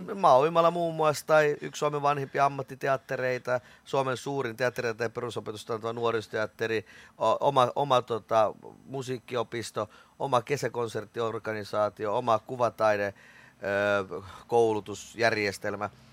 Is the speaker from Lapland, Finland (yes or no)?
no; Riihimäki, Kanta-Häme, Finland; also born or lived in Kouvola; kyllä mä oon kotoisin Riihimäeltä, mut mä oon syntynyt Kouvolasta